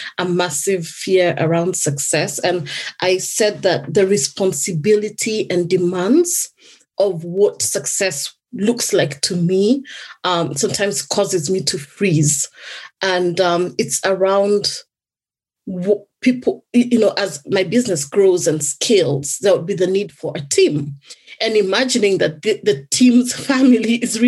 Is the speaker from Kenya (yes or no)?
yes; Kenya; now in United Kingdom; in my home country, I originally come from Kenya.